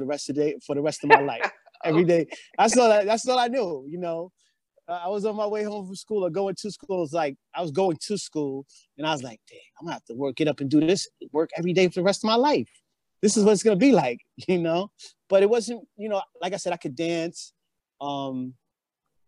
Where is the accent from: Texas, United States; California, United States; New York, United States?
New York, United States; Mount Vernon; moved away; I'm from Mount Vernon